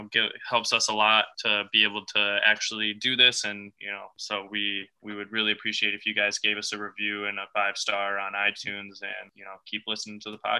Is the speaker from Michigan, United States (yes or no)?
yes; Detroit, Michigan, United States; I've got my hometown, my favorite team in the world, the Detroit Lions